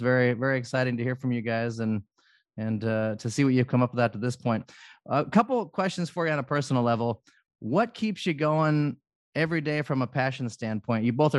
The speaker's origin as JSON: {"language": "English", "town": "Yakima", "region": "Washington", "country": "United States", "said": "I'm from Yakima"}